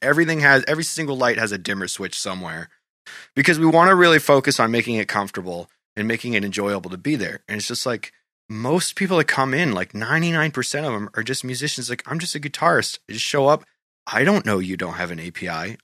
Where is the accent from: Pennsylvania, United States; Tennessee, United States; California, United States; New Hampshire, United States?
New Hampshire, United States; Goffstown; my hometown, Goffstown